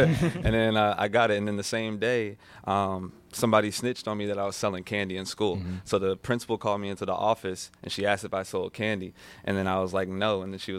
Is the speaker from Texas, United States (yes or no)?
yes; Houston, Texas, United States; and it was because I'm from Houston. So really Southern, like …, …, wearing grills.